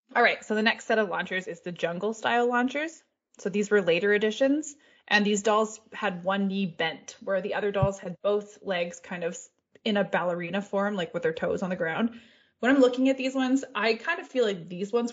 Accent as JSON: {"language": "English", "country": "Canada", "said": "As a Canadian"}